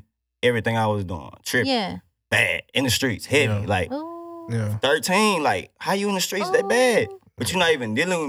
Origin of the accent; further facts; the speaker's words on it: Houston, Texas, United States; Yeah, I'm from Houston.